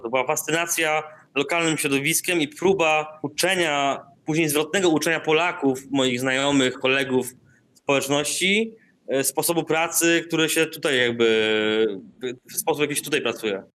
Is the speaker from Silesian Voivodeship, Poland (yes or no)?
no; Darłowo, West Pomeranian Voivodeship, Poland; moved away; also born or lived in Indonesia; Ja pochodzę z Darłowa, tam e, uczęszczałem do liceum imienia Stefana Żeromskiego